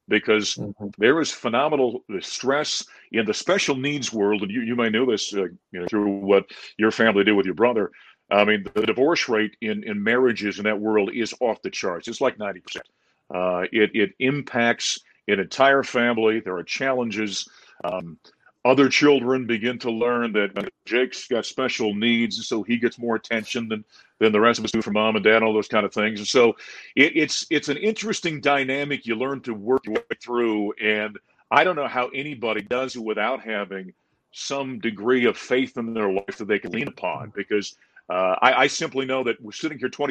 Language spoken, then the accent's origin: English; Grand Forks, North Dakota, United States; moved away as an adult; also born or lived in Syracuse, New York; now in Colorado, United States; working in my hometown of Grand Forks, North Dakota at that point in time